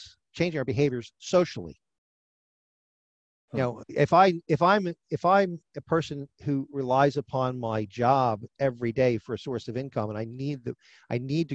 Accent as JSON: {"language": "English", "region": "New Jersey", "country": "United States", "said": "My home state is New Jersey"}